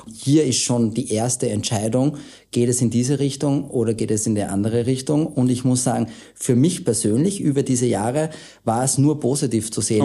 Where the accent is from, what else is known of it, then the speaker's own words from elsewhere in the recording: Austria; wir Österreicher